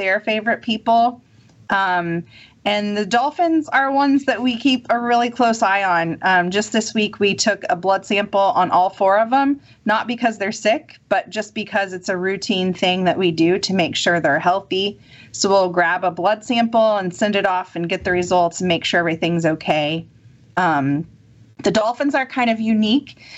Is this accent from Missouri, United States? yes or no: no; Kansas, United States; now in Mississippi, United States; I'm from Kansas, which is about as landlocked as you can get.